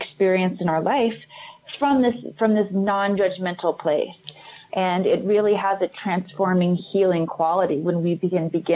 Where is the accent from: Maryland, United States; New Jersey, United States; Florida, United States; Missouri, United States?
Missouri, United States; moved away as an adult; also born or lived in Hollywood; I grew up Southern Baptist in America, right in the Midwest, mm-hmm. in Missouri